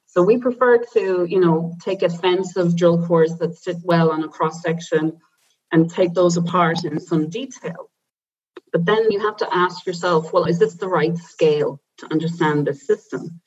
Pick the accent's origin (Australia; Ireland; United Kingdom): Ireland; Silvermines, Irish Midlands; moved away as an adult; also born or lived in Dublin; now in Potsdam, Germany; I'm I'm Irish and I grew up in a small town in the Irish Midlands where it was a mining town